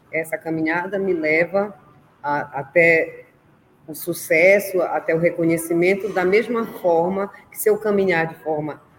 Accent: Belém, Pará, Brazil; porque eu sou aqui do norte, para quem não sabe, eu sou de Belém do Pará e tenho muito orgulho dessa profissão.

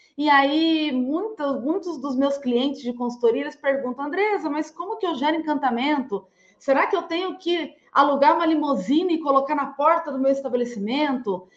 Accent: Limeira, São Paulo, Brazil; sou nascida em Limeira, eu falo de Limeira, eu nasci em Limeira, é, cidade que fica a 170 quilômetros do interior paulista

